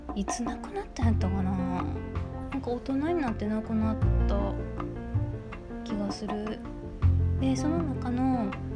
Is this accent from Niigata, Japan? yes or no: no; Kobe, Hyogo, Japan; 私あの神戸っ子なんですけど